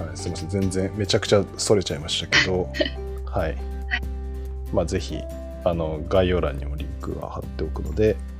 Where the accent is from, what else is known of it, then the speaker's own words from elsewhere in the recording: Fukuoka, Japan; moved away; 私福岡出身